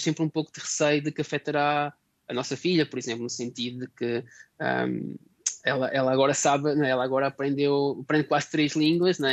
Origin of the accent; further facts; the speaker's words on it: Portugal; moved away as an adult; also born or lived in Sweden / Germany / Poland; now in Cuggiono, Italy; nós como portugueses